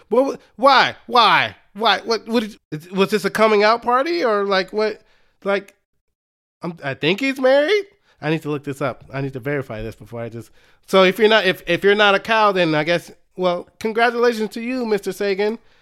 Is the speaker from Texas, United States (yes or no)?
yes; Dallas, Texas, United States; I am from the Dallas area